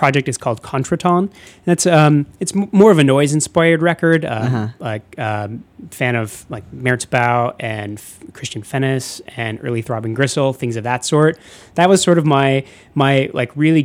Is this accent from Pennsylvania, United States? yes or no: no; Chicago suburbs, Illinois, United States; I grew up in the Chicago suburbs